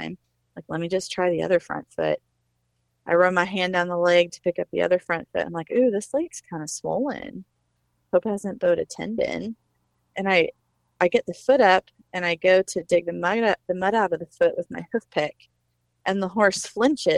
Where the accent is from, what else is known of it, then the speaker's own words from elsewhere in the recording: Northwest Arkansas, United States; I'm some nobody from Northwest Arkansas